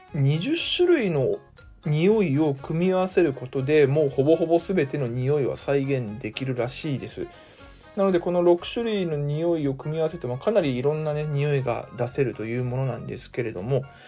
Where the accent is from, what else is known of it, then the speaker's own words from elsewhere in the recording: Mie, Japan; 私に関してはですね地元三重県で